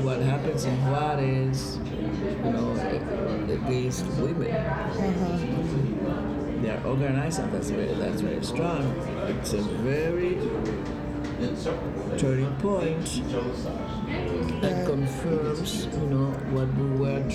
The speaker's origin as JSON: {"language": "English", "region": "Havana", "country": "Cuba", "tie": "born or raised there", "said": "I'm a Cuban, I was born in Havana, I was born and raised."}